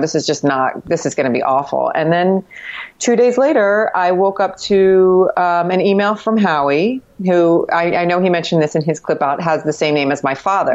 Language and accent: English; Miami, Florida, United States; now in New York City, United States; when I grew up in Miami